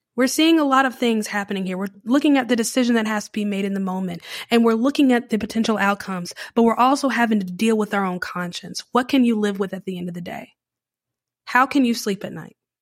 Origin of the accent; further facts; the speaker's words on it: Charlotte, North Carolina, United States; now in New Orleans, United States; I grew up in Charlotte, which is very modern, very sleek, and changes with the time